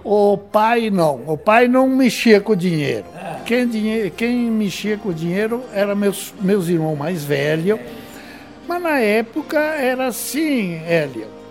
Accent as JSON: {"language": "Portuguese", "town": "Sarandi", "region": "Rio Grande do Sul", "country": "Brazil", "tie": "born or raised there", "also_born_or_lived": "Dois Vizinhos, Paraná", "moved": "as an adult", "lives_now": "Salto do Lontra, Brazil", "said": "Eu nasci em Sarandi, Rio Grande do Sul."}